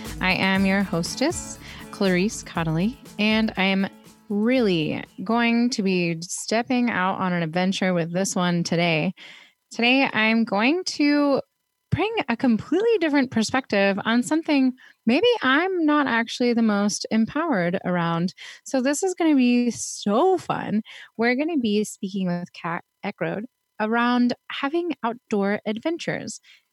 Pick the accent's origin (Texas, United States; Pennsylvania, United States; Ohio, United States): Pennsylvania, United States; Pittsburgh; also born or lived in Fort Lauderdale, Florida; now in Portland, United States; I was raised in Pittsburgh